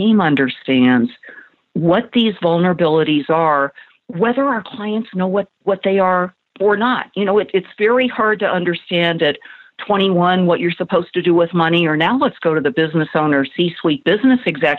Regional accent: California, United States; I grew up in Southern California. My dad died of cancer when I was 5 years old.

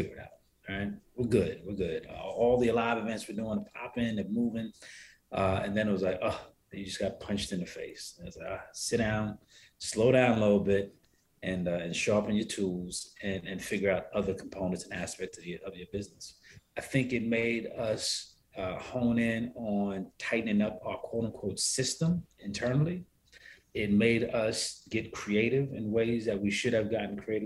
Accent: New York City, New York, United States; now in Atlanta, United States; I was born and raised in Harlem

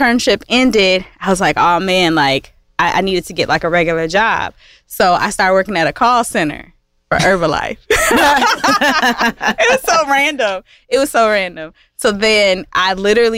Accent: Kalamazoo, Michigan, United States; I'm from Kalamazoo, not Detroit

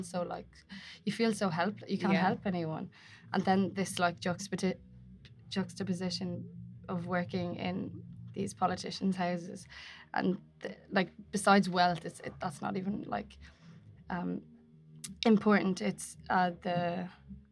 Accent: Ireland; now in London, United Kingdom; we're Irish

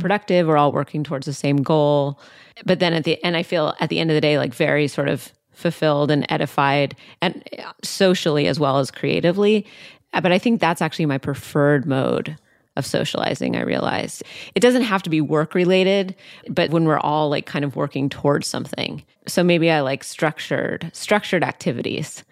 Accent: outside Seattle, Washington, United States; I grew up outside Seattle

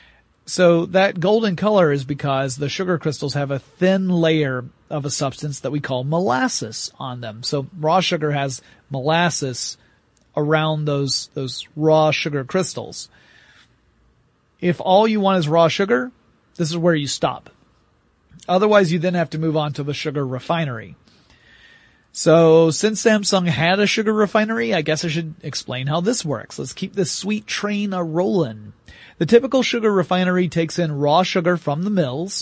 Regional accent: the South, United States; I'm from the South

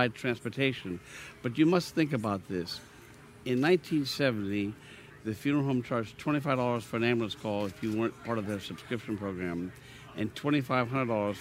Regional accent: Pennsylvania, United States; moved away as an adult; now in Louisiana, United States; my hometown of Pennsylvania

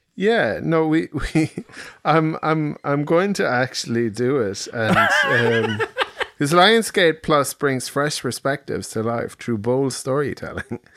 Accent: Ireland; we're Irish

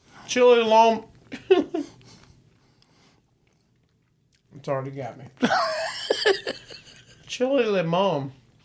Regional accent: Chicago, Illinois, United States; I'm from Chicago.

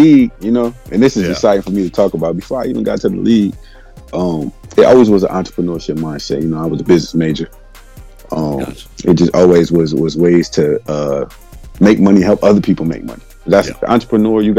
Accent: New Jersey, United States; also born or lived in Houston; I'm from New Jersey. I met Murph down in Houston

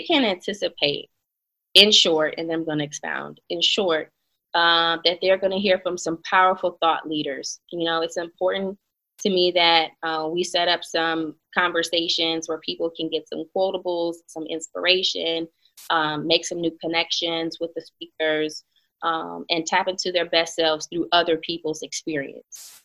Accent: Baton Rouge, Louisiana, United States; also born or lived in Atlanta; being from Baton Rouge

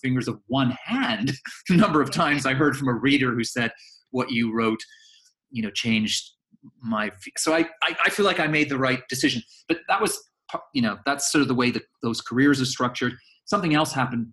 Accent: Canada; moved away as an adult; also born or lived in Edinburgh, Scotland; now in London, United Kingdom; My parents up sticks and emigrated to Canada when I was a baby. So I grew up in Canada. I'm Canadian.

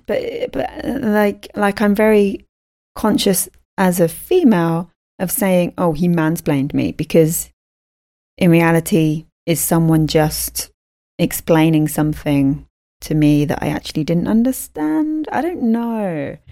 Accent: United Kingdom; I'm a bad Brit.

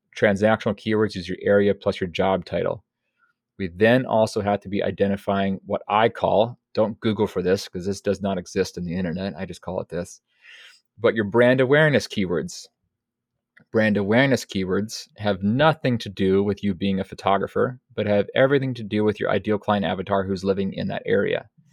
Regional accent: Pacific Northwest, United States; I'm from the Pacific Northwest

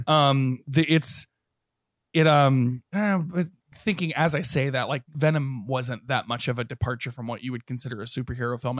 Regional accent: Texas, United States; I grew up in Texas

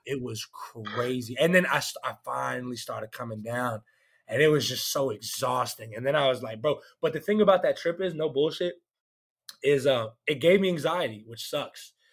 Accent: Canton, Georgia, United States; now in Nashville, United States; I'm from Canton, Georgia. It's like 30 minutes away from Atlanta

